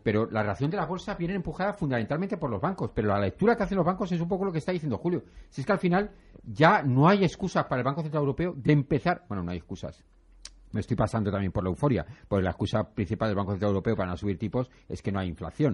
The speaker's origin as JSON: {"language": "Spanish", "country": "Spain"}